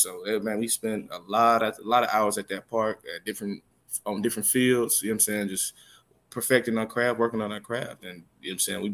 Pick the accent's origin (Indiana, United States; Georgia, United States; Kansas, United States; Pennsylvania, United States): Georgia, United States; Smyrna; moved away as an adult; also born or lived in Atlanta, Georgia / Beijing, China; growing up in Georgia